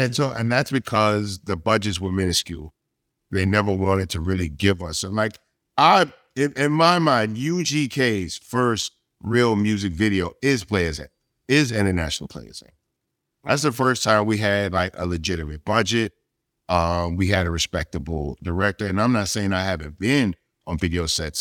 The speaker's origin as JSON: {"language": "English", "region": "Texas", "country": "United States", "said": "for us in Texas, as a Texan"}